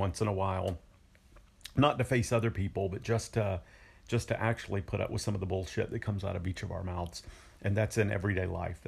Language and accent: English; the South, United States; I was brought up in the South.